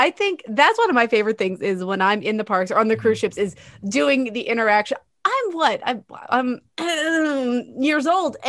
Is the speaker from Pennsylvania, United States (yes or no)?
yes; Pennsylvania, United States; I'm from Pennsylvania.